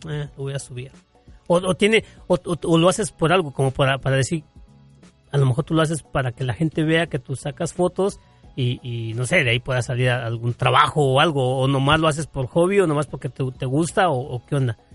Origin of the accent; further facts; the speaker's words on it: Mexico; como buen ciudadano mexicano